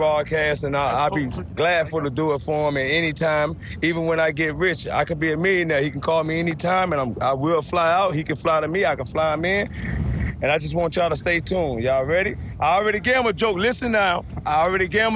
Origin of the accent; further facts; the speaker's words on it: Miami, Florida, United States; moved away as an adult; now in Savannah, United States; I'm from Miami 305. I represent Miami.